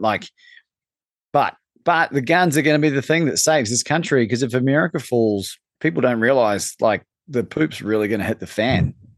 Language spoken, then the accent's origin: English; New Zealand; moved away; growing up in New Zealand